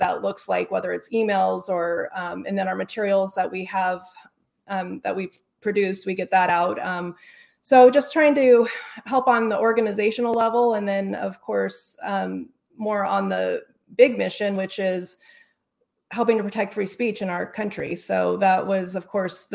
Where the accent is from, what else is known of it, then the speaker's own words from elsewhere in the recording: Arizona, United States; also born or lived in Colorado; I'm originally from Colorado, but I've lived here since I was 10. So I consider myself a Arizona native.